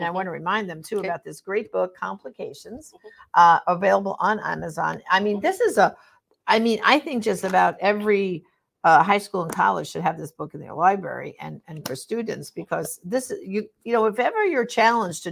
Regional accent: New York, United States; moved away; I'm originally, tell by my accent, from New York

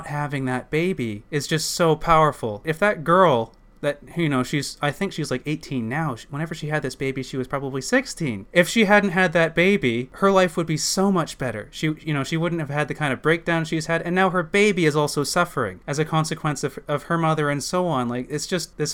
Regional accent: Maple Ridge, British Columbia, Canada; also born or lived in Surrey; growing up in Maple Ridge, and for a spat in Surrey

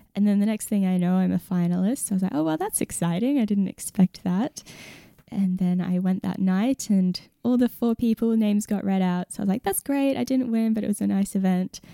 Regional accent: Perth, Western Australia, Australia; now in Lismore, Australia; I'm from Western Australia, from Perth

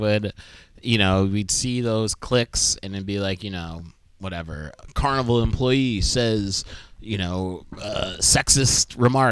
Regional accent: Binghamton, New York, United States; my hometown, Binghamton

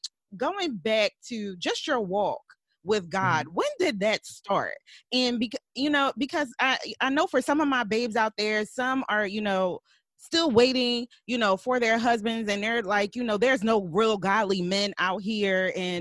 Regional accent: Philadelphia, Pennsylvania, United States; He's actually from my hometown.

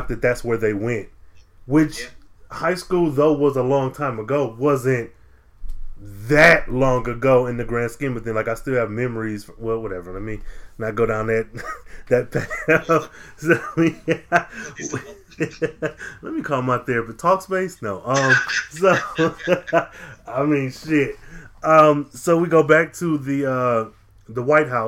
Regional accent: Midwest, United States; I'm from the Midwest and I've spent time in Ohio

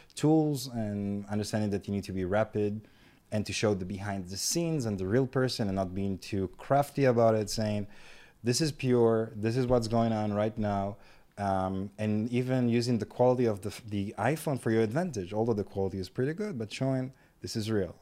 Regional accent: Ashkelon, Southern District, Israel; I'm from Ashkelon personally.

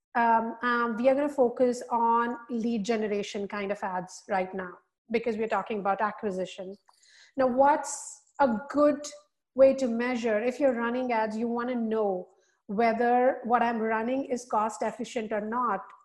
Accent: India; moved away as an adult; also born or lived in Singapore; now in United States; I am born and raised in India.

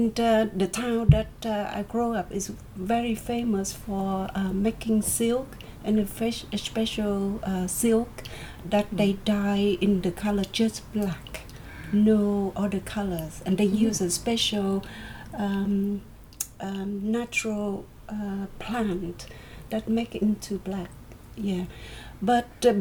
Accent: Vietnam; moved away; I'm from Vietnam, and I live right in the near the countryside

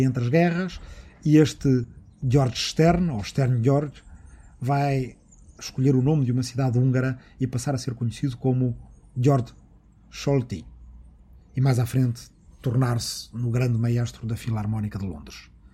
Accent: Arrifana, Santarém District, Portugal; na minha aldeia de Arrifana, no Ribatejo

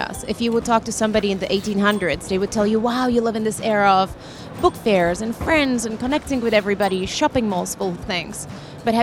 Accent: Czechia; moved away; I'm originally from Czech Republic

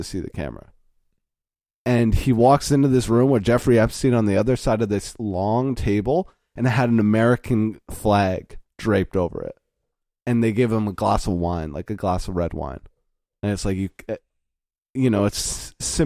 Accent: Canada; we are Canadian citizens

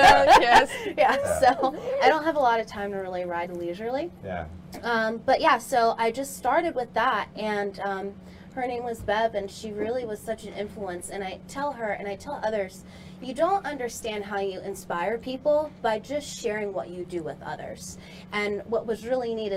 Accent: Philadelphia, Pennsylvania, United States; now in Ocala, United States; I'm actually originally from Philadelphia

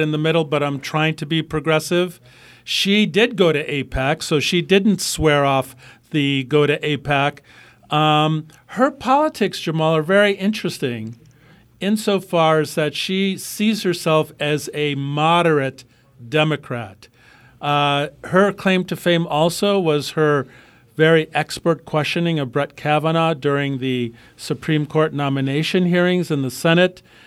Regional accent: Midwest, United States; I'm from the Midwest

